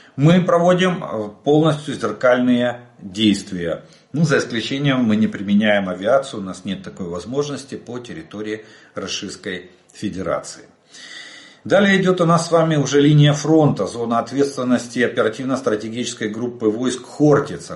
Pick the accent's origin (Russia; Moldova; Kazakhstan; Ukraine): Ukraine; мы из Украины